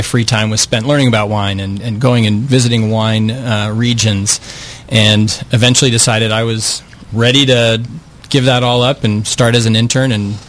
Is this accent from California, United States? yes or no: yes; Northern California, United States; growing up in Northern California